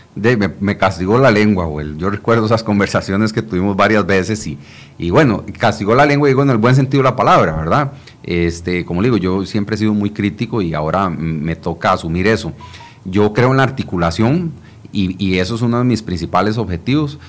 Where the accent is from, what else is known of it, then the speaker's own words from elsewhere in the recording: Costa Rica; nosotros tres somos costarricenses